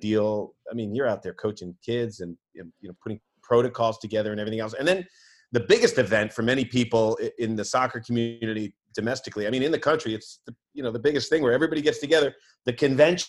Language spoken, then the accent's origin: English; United States; as an American